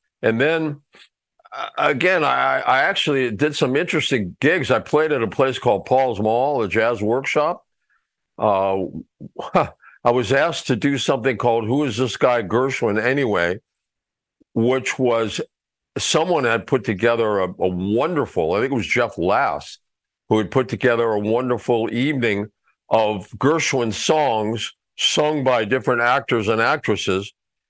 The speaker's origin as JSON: {"language": "English", "region": "Mexico City", "country": "Mexico", "tie": "born or raised there", "said": "Well, actually, I grew up in Mexico City, so there was nobody to repair anything."}